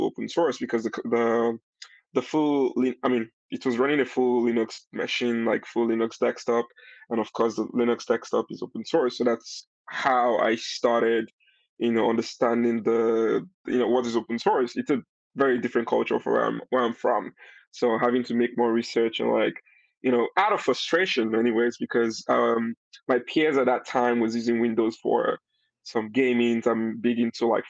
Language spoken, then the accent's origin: English; Nigeria; now in London, United Kingdom; I'm Nigerian. I'm from Nigeria